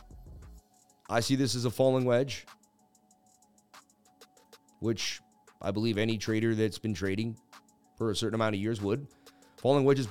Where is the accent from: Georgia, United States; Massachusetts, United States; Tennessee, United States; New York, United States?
Massachusetts, United States; Boston; I'm from Beantown